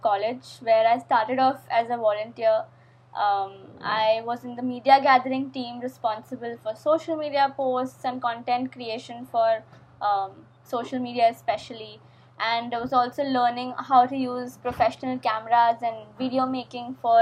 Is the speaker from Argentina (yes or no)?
no; India; I am a co-host for the I Am series from the India side